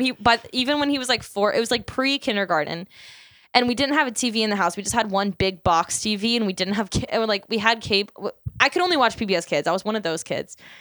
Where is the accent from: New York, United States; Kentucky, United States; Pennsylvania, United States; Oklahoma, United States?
Pennsylvania, United States; Philadelphia; we're from Philadelphia. We're coming to you live from Philadelphia